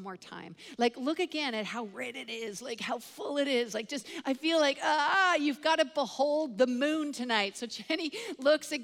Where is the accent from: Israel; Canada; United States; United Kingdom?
Canada; I am Canadian